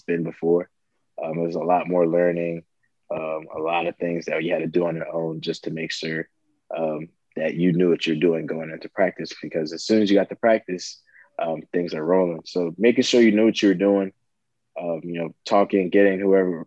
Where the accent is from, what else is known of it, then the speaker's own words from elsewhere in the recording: South Florida, United States; moved away; I'm coming from South Florida